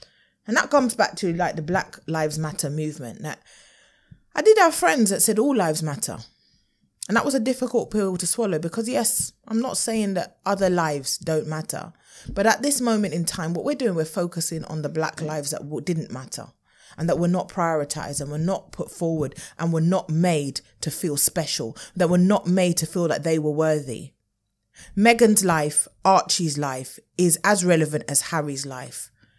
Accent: United Kingdom; Maybe this needed to happen for the light of the world to know what we as Black British people experience.

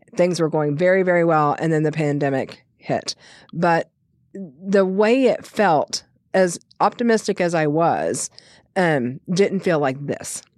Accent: King Ranch, Texas, United States; being born and raised on the King Ranch

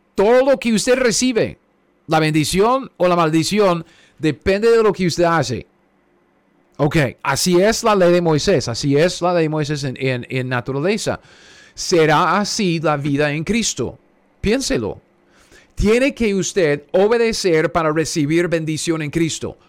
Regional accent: United States; yo soy gringo, ¿ok? Cara de gringo, yo soy gringo. Um, mis antepasados ah, venían aquí a los Estados Unidos ah, ah, de Rusia, Rumanía.

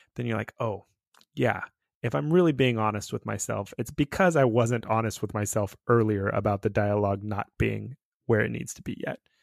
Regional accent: California, United States; growing up in California, uh, in the, like, eighties and nineties.

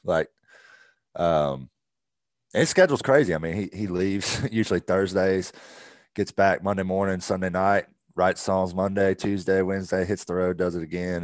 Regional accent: Augusta, Georgia, United States; also born or lived in Evans, Georgia / Waleska, Georgia; I grew up in Augusta. I was born in Augusta

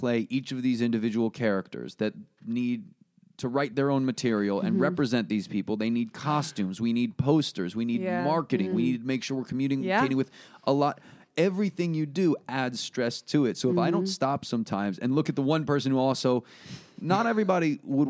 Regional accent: Connecticut, United States; also born or lived in New York; Connecticut and New York.

